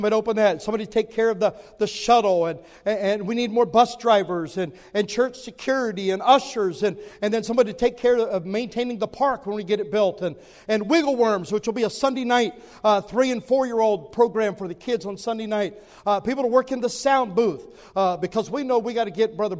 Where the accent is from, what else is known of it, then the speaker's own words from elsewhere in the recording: southwest Ohio, United States; I grew up in Ohio, in southwest Ohio